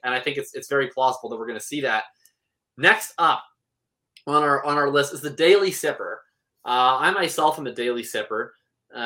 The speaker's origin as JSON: {"language": "English", "country": "Canada", "said": "I'm from Canada"}